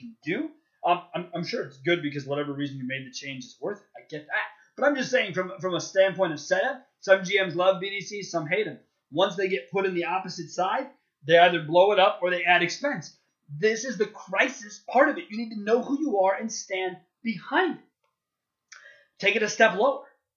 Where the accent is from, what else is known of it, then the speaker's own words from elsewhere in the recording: Chicago, Illinois, United States; I'm a Chicagoan